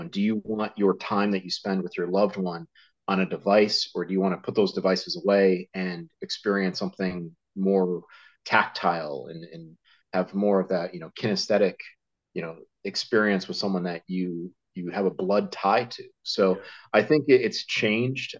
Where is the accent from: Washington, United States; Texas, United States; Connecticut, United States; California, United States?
Connecticut, United States; I grew up in Connecticut, uh, in the states